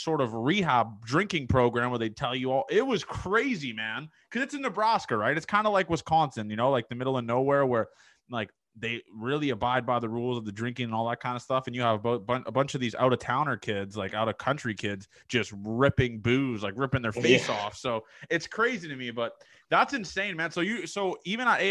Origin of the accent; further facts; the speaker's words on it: Canada; being a Canadian guy, when I went to school in the States